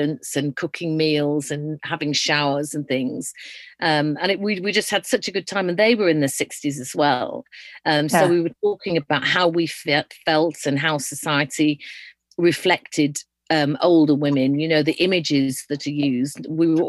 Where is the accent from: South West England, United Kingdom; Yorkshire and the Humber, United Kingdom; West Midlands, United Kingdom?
Yorkshire and the Humber, United Kingdom; moved away; I'm originally from Yorkshire